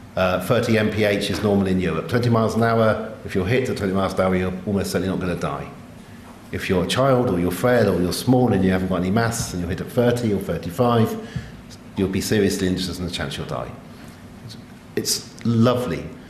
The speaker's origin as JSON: {"language": "English", "region": "England", "country": "United Kingdom", "said": "I'm English"}